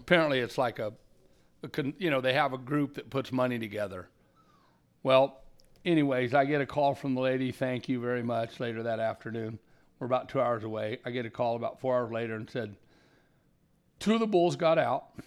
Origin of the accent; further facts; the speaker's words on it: Carmel Valley, California, United States; also born or lived in Redding, California / Red Bluff, California; I was a displaced hippie from Carmel Valley when I was thirteen